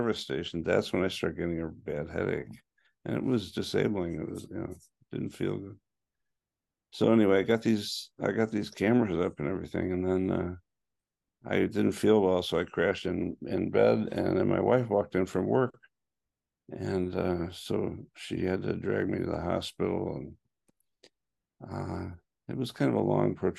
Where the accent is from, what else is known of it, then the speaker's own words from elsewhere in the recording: Chicago, Illinois, United States; moved away as an adult; also born or lived in Portland, Oregon; now in Los Angeles, United States; I was born and raised in Chicago, and I lived there till I was 27